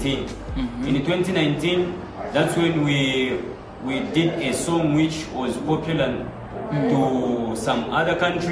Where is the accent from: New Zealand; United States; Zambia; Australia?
Zambia; I'm from Zambia. … by Nsenga tribe.